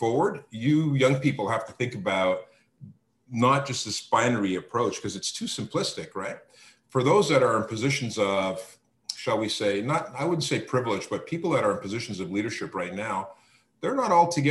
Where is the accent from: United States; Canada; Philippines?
Canada; as a Canadian, as somebody living here in Canada